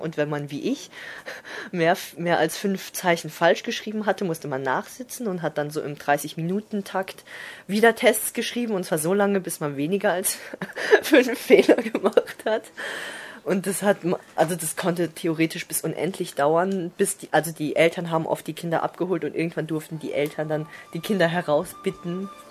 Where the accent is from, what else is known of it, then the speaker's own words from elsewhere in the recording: Germany; also born or lived in China / Freiburg; Ich bin in Deutschland geboren